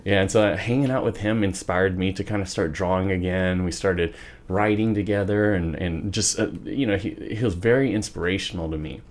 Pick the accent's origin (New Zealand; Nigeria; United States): United States; Wichita, Kansas; born or raised there; also born or lived in Garden City, Kansas